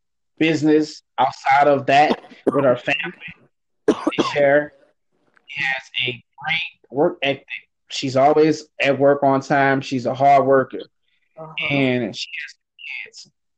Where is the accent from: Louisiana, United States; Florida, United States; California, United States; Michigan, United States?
Louisiana, United States; now in Los Angeles, United States; My family is down south. We're originally from Louisiana. Shout out to Louisiana. Shout out to Louisiana.